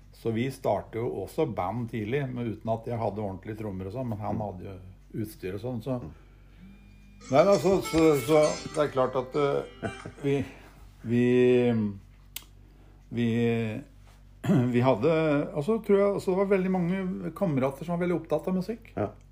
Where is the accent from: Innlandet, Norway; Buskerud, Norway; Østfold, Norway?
Innlandet, Norway; Gjøvik; jeg kom fra Høndalen, det lille industrisamfunnet